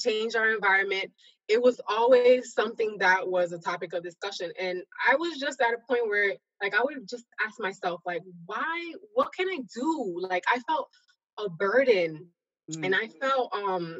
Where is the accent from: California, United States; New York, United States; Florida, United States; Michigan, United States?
New York, United States; New York City; I'm originally from New York